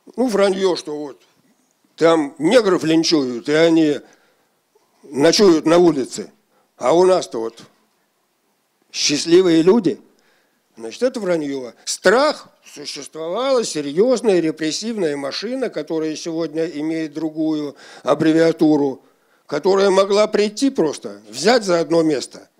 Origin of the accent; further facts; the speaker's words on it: Shakhovskoy District, Moscow Oblast, Russia; Шаховской район головой. Вот откуда я родом и где я был.